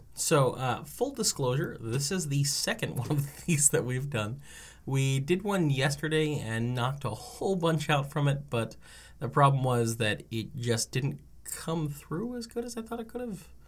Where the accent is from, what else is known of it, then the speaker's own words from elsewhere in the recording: New Jersey, United States; I'm from New Jersey.